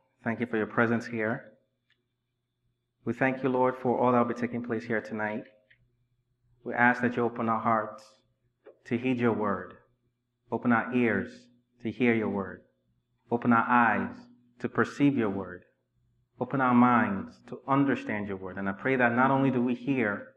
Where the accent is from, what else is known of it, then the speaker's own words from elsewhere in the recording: Nigeria; moved away as an adult; also born or lived in Inglewood, California / Richmond, Virginia; now in United States; I was raised in Nigeria for 19 years